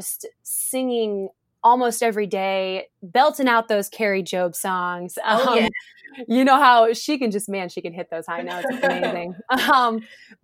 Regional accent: Cleveland, Ohio, United States; I'm from Cleveland, Ohio. I'm a proud Clevelander

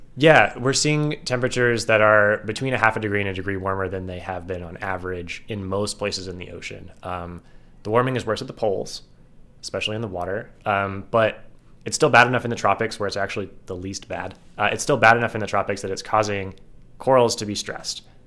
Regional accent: Ohio, United States; I'm from Ohio

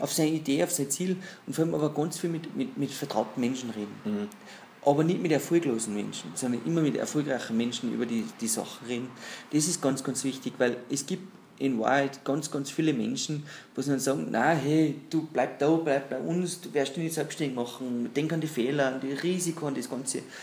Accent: Pinzgau, Salzburg, Austria; ich bin gebürtiger Tagesmacher, bin entsprechend äh, aufgewachsen im Holzgeschäft durch die Eltern.

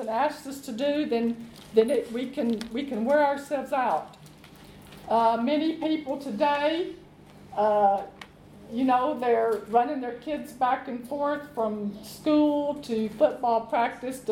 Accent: Arkansas, United States; they have a country home in Arkansas, where I'm from

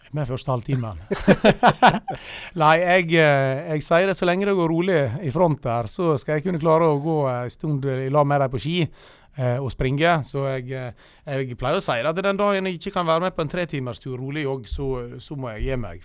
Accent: Loen area near Stryn, Vestland, Norway; jeg er oppvokst på Longeset, og jammen bor jeg der ennå.

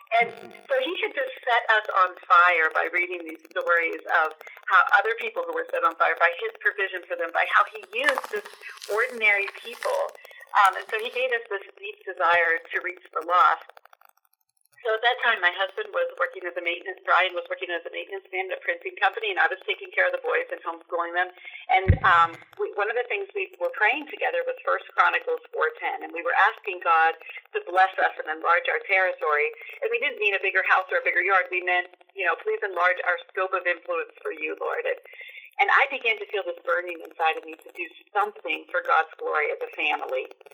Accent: Duncansville, Pennsylvania, United States; I grew up in Pennsylvania in a small town called Duncansville

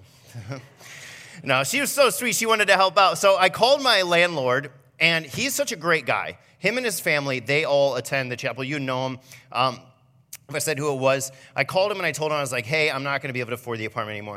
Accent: Fremont, Ohio, United States; moved away as an adult; now in Norwalk, United States; I came from Fremont. That's where I grew up

